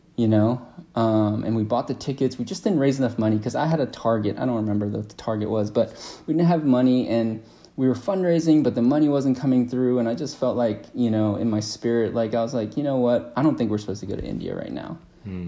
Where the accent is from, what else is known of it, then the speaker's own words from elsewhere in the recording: Atlanta, Georgia, United States; I was born and raised here in Atlanta